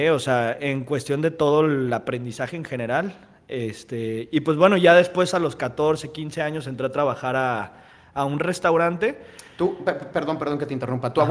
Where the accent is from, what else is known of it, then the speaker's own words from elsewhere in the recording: Guadalajara, Jalisco, Mexico; moved away as an adult; also born or lived in Mazatlán; now in Manzanillo, Mexico; de allá de la ciudad de Guadalajara, que es de donde este, crecí, ¿no? Yo soy de Mazatlán